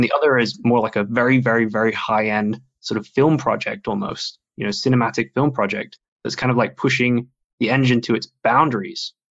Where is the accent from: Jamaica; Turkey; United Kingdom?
United Kingdom; Sheffield, Yorkshire and the Humber; moved away as an adult; also born or lived in Frankfurt, Germany; now in Germany; I was in Sheffield. That's where I grew up. It's my hometown, and then moved to Frankfurt.